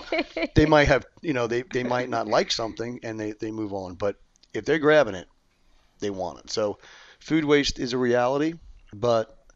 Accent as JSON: {"language": "English", "region": "New York", "country": "United States", "moved": "as an adult", "said": "I'm from New York. I've been here 30 years"}